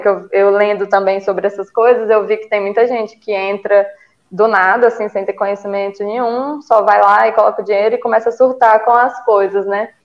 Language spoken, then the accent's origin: Portuguese; Ceará, Brazil; moved away as an adult; also born or lived in Belo Horizonte; now in Minas Gerais, Brazil; sou do Ceará, é, mas moro em Minas há 12 anos, vim para estudar, acabei ficando